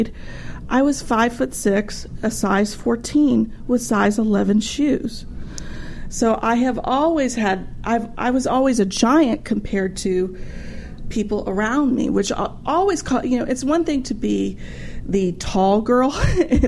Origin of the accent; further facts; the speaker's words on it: Texas, United States; moved away; I'm originally from Texas